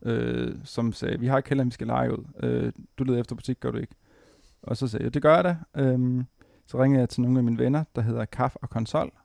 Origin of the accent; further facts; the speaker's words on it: Præstø, Zealand, Denmark; moved away as an adult; also born or lived in Vordingborg; now in Copenhagen, Denmark; jeg er nede fra Sydsjælland, nede fra Præstø